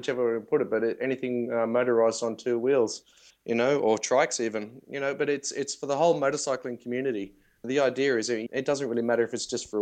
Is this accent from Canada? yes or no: no; Australia; I'm from Australia